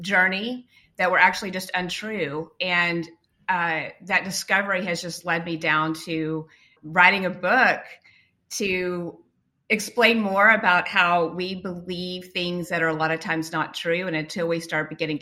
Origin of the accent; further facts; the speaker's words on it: West Texas, United States; I grew up in West Texas where there is no water at all